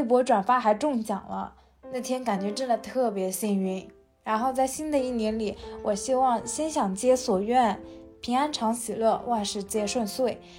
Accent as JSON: {"language": "Chinese", "town": "Jiaxing", "region": "Zhejiang", "country": "China", "said": "Hello，大家好， … ，还是一名在校大学生。"}